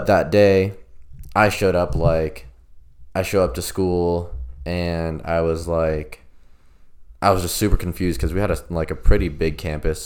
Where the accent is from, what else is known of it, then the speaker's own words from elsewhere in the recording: Broken Arrow, Oklahoma, United States; I went to Broken Arrow Senior High School in Broken Arrow, Oklahoma